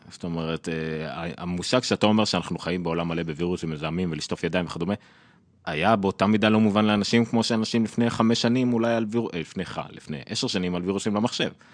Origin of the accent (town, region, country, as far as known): Israel